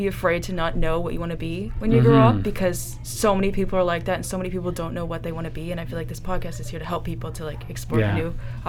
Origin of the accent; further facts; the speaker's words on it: Ottawa, Ontario, Canada; also born or lived in Durham, Ontario; Yeah, I'm from Ottawa.